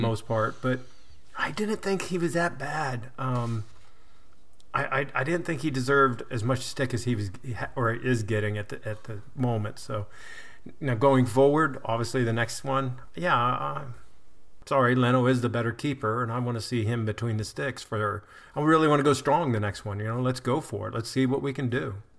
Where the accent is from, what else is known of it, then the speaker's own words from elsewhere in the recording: United States; as an American